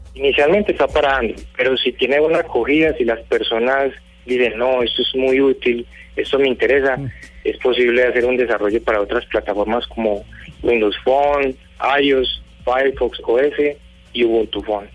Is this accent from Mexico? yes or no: no; Colombia; yo como ciudadano colombiano